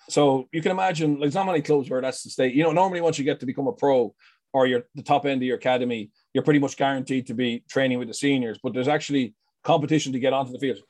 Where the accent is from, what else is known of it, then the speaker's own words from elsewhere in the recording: Leinster, Ireland; I'm from Leinster